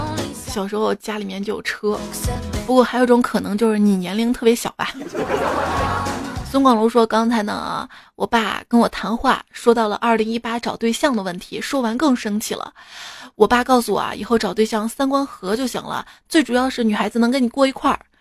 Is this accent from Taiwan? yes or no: no; China; 我们中国人玩的是乒乓球，没进世界杯也很正常。